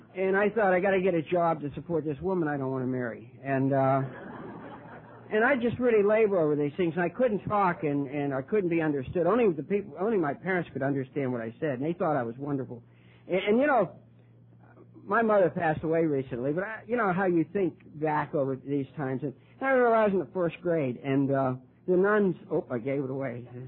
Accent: Ohio, United States; now in Wilmington, United States; I, was actually born in Ohio, birthplace of Alcoholics Anonymous uh, and the Wright brothers

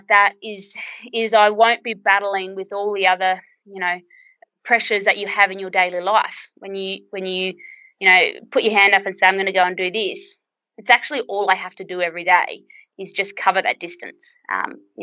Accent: Birdsville, Queensland, Australia; my hometown of Birdsville

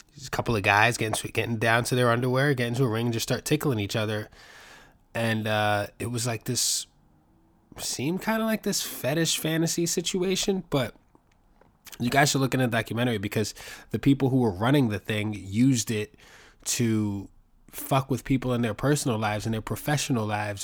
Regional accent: New York, United States; I'm from New York

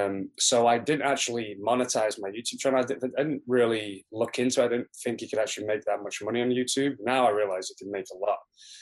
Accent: Preston, North West England, United Kingdom; also born or lived in Bristol; So I was born in Bristol, but I was actually brought up in Preston in the northwest of England.

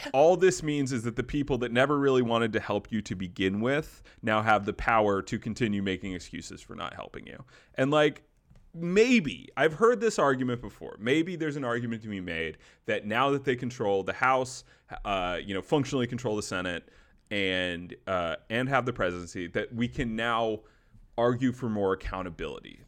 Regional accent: the South, United States; kid growing up in the South

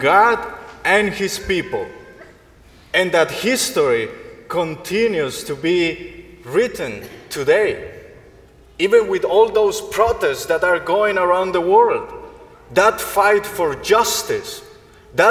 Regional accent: Colombia; moved away; Colombia, my home country

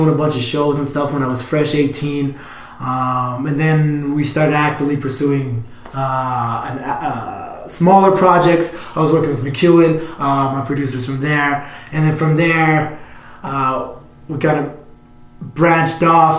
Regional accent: Edmonton, Alberta, Canada; I was born and raised in Edmonton

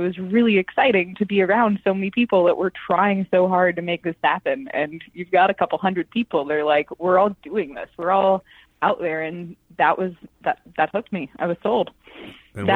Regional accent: Washington, D.C. area, United States; So I grew up just outside D.C. My family's always been from D.C. as long as D.C. was D.C.

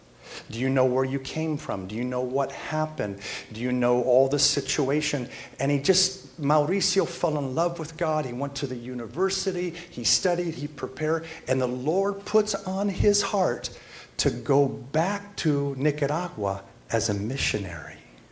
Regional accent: California, United States; also born or lived in Florida; I'm from California and Florida as well, kind of growing up, an ex-surfer.

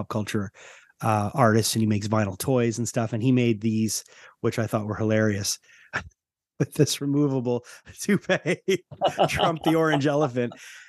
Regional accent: Canada; I mean, you know, I'm from Canada, so things are, we're a little bit like kind of standing away, watching

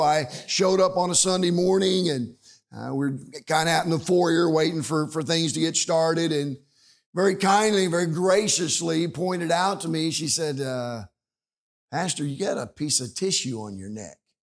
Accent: Liberal, Kansas, United States; we're from Kansas

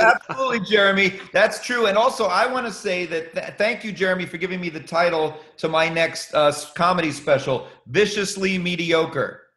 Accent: New York, United States; also born or lived in Boston; because I grew up in the Boston comedy scene, even though I grew up in New York

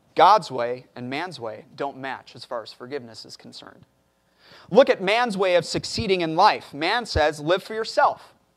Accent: Chicago, Illinois, United States; moved away as an adult; now in Corpus Christi, United States; I'm, I'm from Chicago, so we deal with blizzards and everything up there.

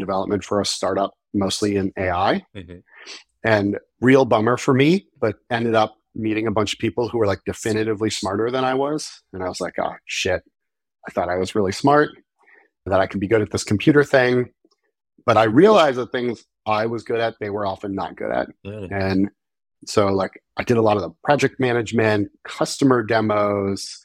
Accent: Marblehead, Massachusetts, United States; I grew up in the very nice suburbs of the North Shore of Boston, a small town called Marblehead

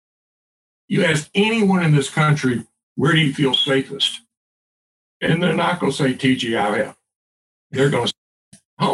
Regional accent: the South, United States; I'm as a Southerner

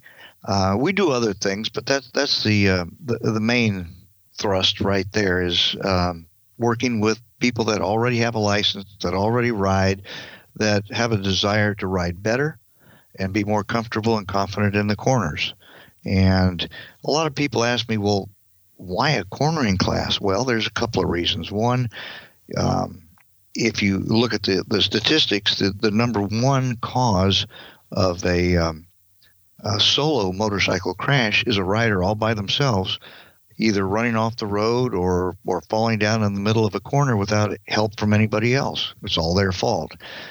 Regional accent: Southern California, United States; I'm from Southern California.

